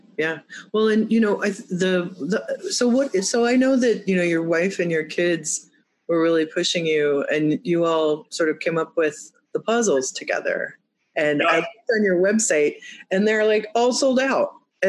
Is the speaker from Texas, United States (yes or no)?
no; Muskegon, Michigan, United States; born there; Because I was born in Michigan. And I was born in Muskegon, and my family's from Bay City in Alma.